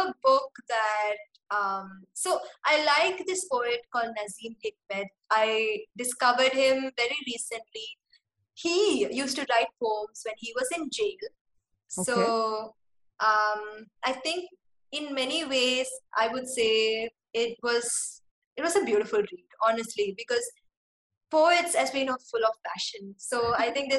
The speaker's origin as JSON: {"language": "English", "country": "Singapore", "tie": "born or raised there", "said": "as a kid growing up in Singapore, we had to speak in English to other kids."}